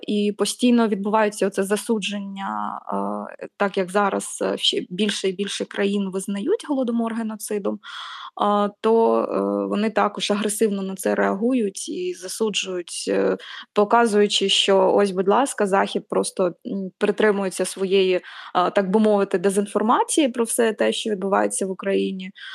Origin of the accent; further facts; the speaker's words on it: Zaporizhzhia, Zaporizhzhia Oblast, Ukraine; Я зростала на сході, я зростала в Запоріжжі